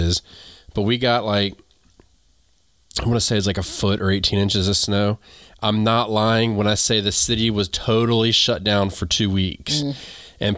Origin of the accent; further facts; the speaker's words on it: North Carolina, United States; also born or lived in New England; I'm from North Carolina